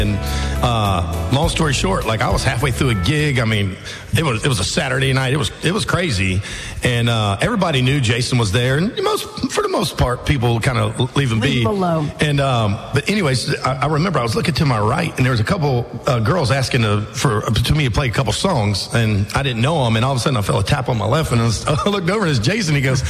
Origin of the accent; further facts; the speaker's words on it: Hopkins, South Carolina, United States; moved away as an adult; also born or lived in Nashville; I grew up in Hopkins, so just one town over.